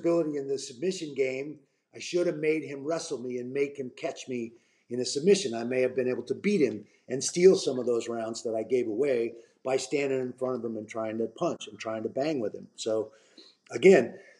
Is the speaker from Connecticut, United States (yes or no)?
no; Portland, Oregon, United States; first time fighting in my hometown up in Portland